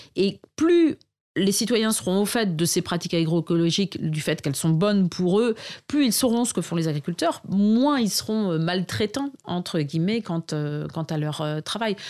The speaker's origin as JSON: {"language": "French", "town": "Arras", "region": "Hauts-de-France", "country": "France", "tie": "born or raised there", "said": "j'ai grandi à Arras, donc ville de 60 000 habitants"}